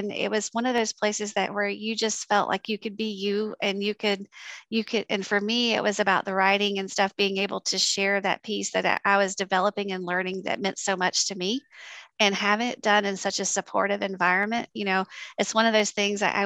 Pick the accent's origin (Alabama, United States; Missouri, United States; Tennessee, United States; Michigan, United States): Alabama, United States; South; moved away as an adult; now in Georgia, United States; I came from South Alabama